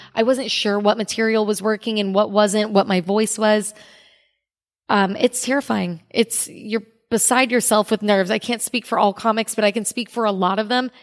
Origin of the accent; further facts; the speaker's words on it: Cape Coral, Florida, United States; also born or lived in Orlando, Florida; I was born in Cape Coral, Florida, and I was raised there